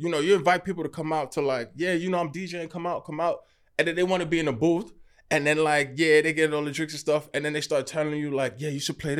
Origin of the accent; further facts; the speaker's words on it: New York City, New York, United States; born in Brooklyn. And then raised in Queens. Yeah. I'm born and raised in Flatbush, Brooklyn. Yeah. And like, I grew up in a very heavy Caribbean neighborhood